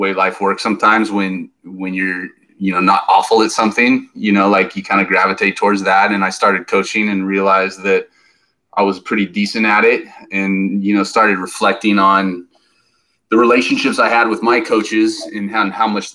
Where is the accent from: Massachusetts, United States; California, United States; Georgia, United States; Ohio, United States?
California, United States; Vista; I was a 5-year-old kid growing up in Vista, California